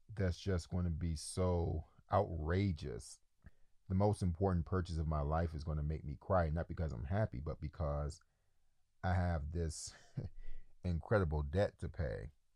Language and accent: English; Detroit, Michigan, United States; moved away as an adult; also born or lived in New York; now in Ukraine; I grew up in Detroit, which is the largest black city in America